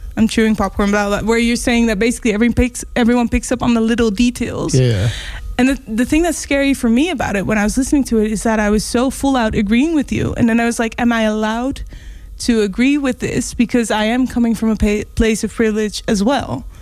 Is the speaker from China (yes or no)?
no; Netherlands; we're from Holland.